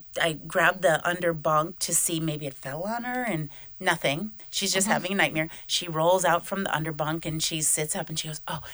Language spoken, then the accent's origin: English; Michigan, United States; moved away as an adult; also born or lived in Fort Lauderdale, Florida; now in Hungary; I was raised in Michigan, but now for the last 12 years, I've lived in Fort Lauderdale, Florida.